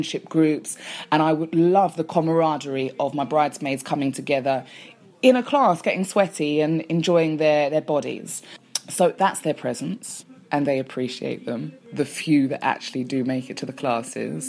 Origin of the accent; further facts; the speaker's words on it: London, United Kingdom; accent: English; Born and raised a Londoner